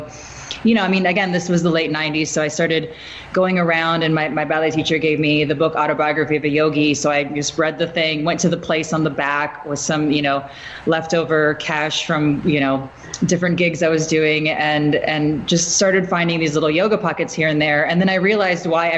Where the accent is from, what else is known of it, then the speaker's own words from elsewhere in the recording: Midwest, United States; moved away; I'm from the Midwest